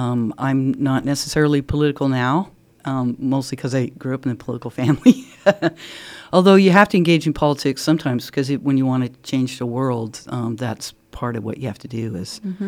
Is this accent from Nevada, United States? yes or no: yes; Las Vegas, Nevada, United States; born there; I was born in Las Vegas, Nevada, because my dad was in the Air Force. So I was born at Nellis Air Force Base in Las Vegas.